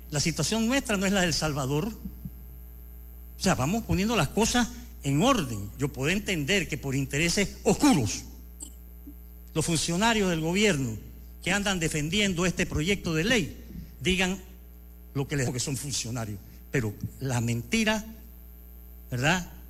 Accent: Panama; Aquí los mejores actores para acabar con el crimen organizado somos los ciudadanos panameños.

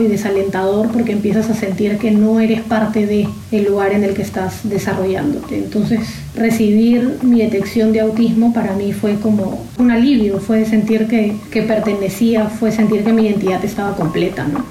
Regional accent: Lima, Peru; soy de Lima, Perú

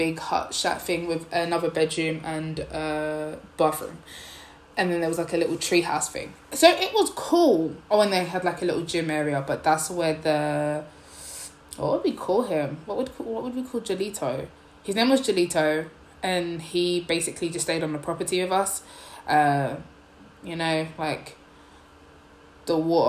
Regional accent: London, United Kingdom; moved away as an adult; now in Nanjing, China; London. Where? East London.

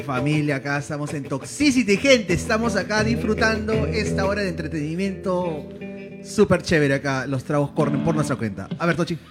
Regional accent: Lima, Peru; sobre todo en sociedades como las limeñas, donde todavía somos muy conservadores

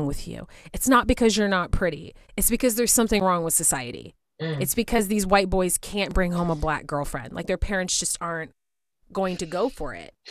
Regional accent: Spring, Texas, United States; moved away; Houston. Well, a city outside of Houston called Spring

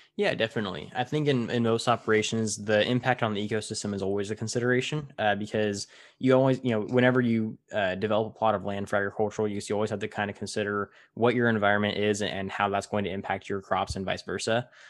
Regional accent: Tulare, California, United States; my hometown, Tulare

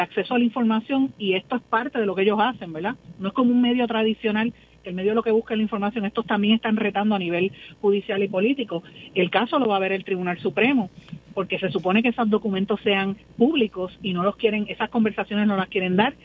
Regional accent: Guaynabo, Puerto Rico; en mi pueblo de Guainabo

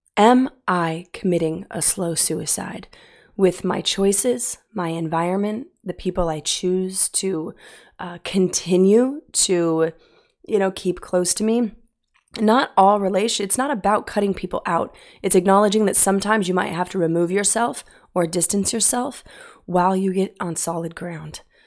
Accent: Utah, United States; I grew up in Utah.

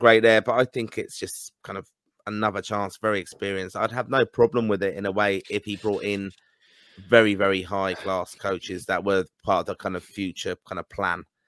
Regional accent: Ireland; as an Irishman

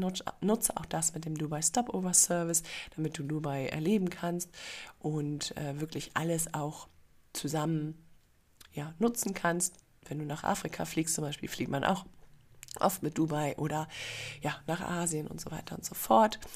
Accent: Germany; moved away as an adult; also born or lived in Singapore; als Deutsche geboren worden zu sein

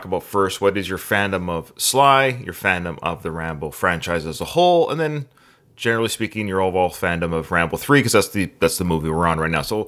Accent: Western Canada, Canada; I'm Canadian, Western Canada. I've been here my whole life, of course.

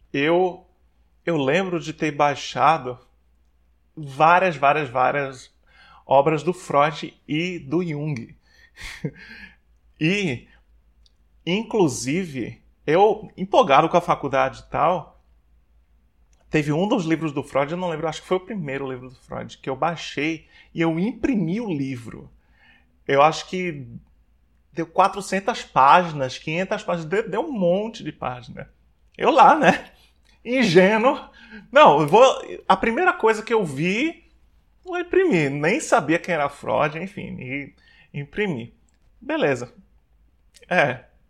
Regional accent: Maceió, Alagoas, Brazil; moved away as an adult; also born or lived in Aracaju / Belém; É, nasci, fui gerado em Aracaju, mas com seis meses de idade fui para Maceió. Maceió foi onde eu me criei, por isso que sempre quando eu me refiro ao local de onde eu sou, eu digo que eu sou de Maceió.

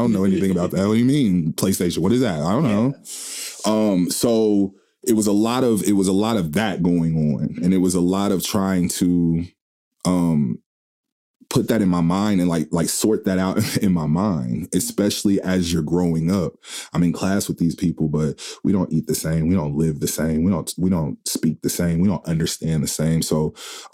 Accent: Oklahoma City, Oklahoma, United States; I grew up in Oklahoma, the north side.

